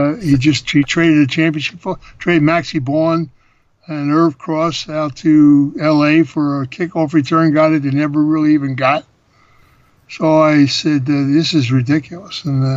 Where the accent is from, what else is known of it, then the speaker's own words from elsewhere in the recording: Philadelphia, Pennsylvania, United States; I grew up in Philly.